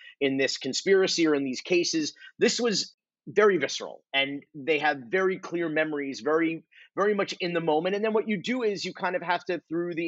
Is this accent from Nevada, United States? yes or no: no; Miami, Florida, United States; our childhoods, if you will, growing up in Miami